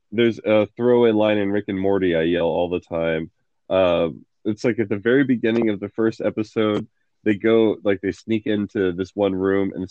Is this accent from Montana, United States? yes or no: yes; Montana, United States; I am from Montana.